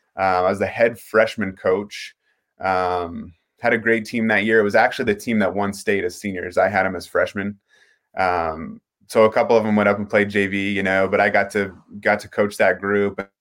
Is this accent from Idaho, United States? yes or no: yes; Pocatello, Idaho, United States; I'm from Pocatello. I went to Highland High School